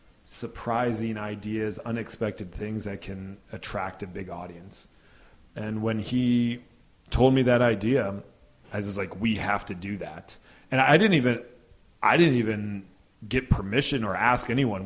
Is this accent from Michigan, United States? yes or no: yes; Michigan, United States; moved away; I'm from Michigan originally